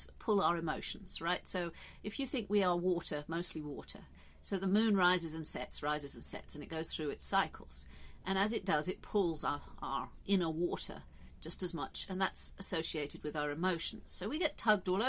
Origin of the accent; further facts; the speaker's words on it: England, United Kingdom; I love my country. I'm English.